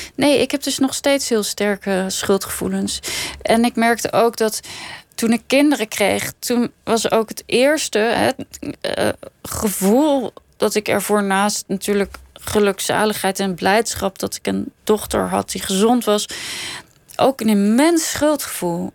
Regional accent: Netherlands; born or raised there; also born or lived in Copenhagen, Denmark / Sweden / Scheveningen, Netherlands

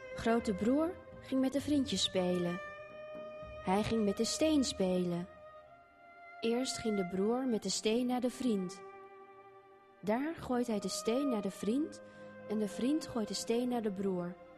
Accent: Netherlands; also born or lived in South Korea; Ik ben een Nederlander geworden

